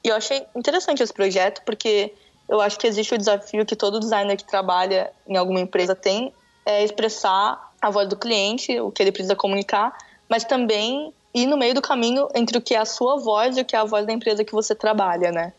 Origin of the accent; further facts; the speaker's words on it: São Paulo, Brazil; Eu sou de São Paulo